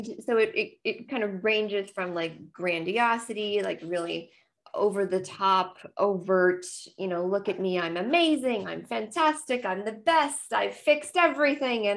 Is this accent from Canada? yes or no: yes; Nova Scotia, Canada; now in Ontario, Canada; I am a Nova Scotian and currently living far from the ocean. Now I live in Ontario now